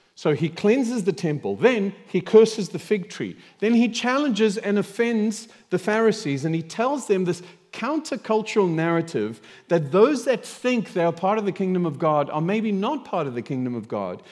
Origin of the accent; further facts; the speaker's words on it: South Africa; moved away; I grew up in South Africa